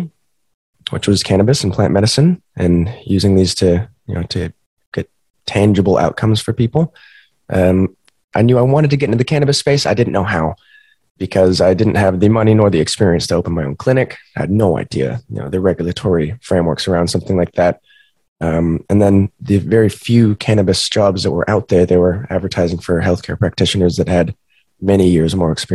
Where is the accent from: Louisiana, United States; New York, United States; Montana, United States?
Montana, United States; moved away; Growing up in Montana